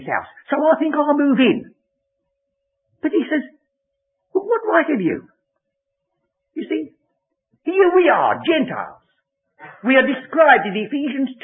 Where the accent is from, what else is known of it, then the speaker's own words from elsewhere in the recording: England, United Kingdom; I'm English. My ancestors, as far as I go back, came from Exeter.